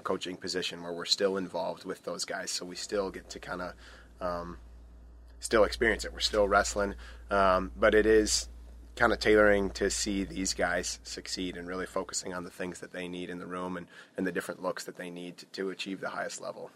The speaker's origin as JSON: {"language": "English", "town": "Stillwater", "region": "Minnesota", "country": "United States", "moved": "as an adult", "lives_now": "Eau Claire, United States", "said": "I'm originally from Stillwater, Minnesota, so just across the border"}